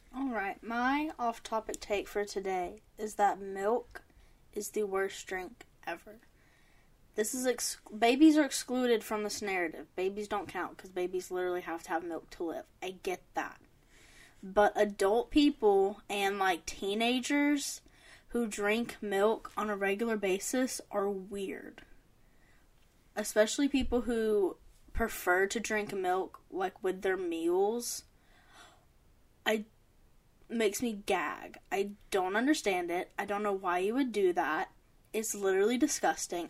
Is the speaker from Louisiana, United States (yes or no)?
yes; Cajun, Louisiana, United States; As a Cajun